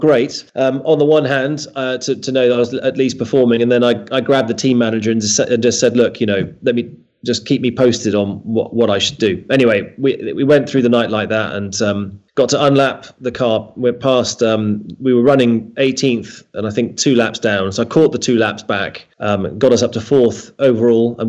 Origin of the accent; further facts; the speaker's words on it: United Kingdom; growing up in Britain